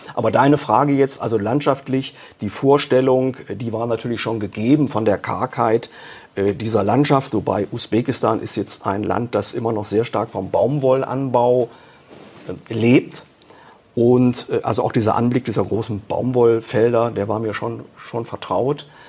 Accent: Germany; bei uns in Deutschland

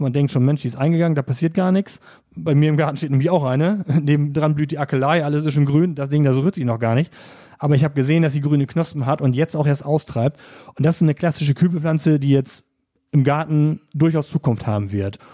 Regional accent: East Frisia, Lower Saxony, Germany; now in Offenburg, Germany; Also ich komme ja gebürtig aus Ostfriesland, genau wie Volkert.

